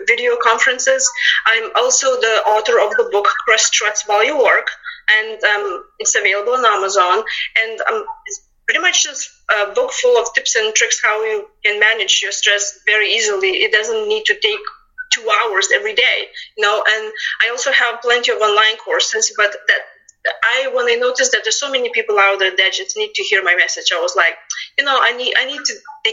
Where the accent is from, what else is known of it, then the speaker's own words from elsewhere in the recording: Lithuania; English is a second language; moved away as an adult; now in United States; as you can tell from my accent, I'm not local. I'm originally came from Lithuania back in 2000